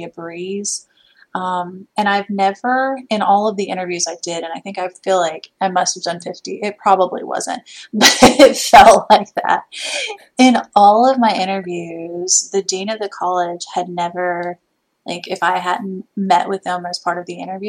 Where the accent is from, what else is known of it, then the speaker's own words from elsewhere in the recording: Midwest, United States; now in Alabama, United States; I'm from the Midwest